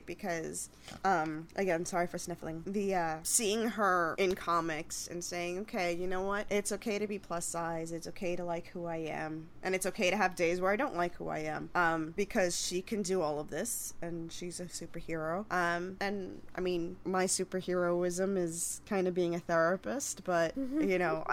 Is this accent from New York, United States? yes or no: yes; New York, United States; I'm from New York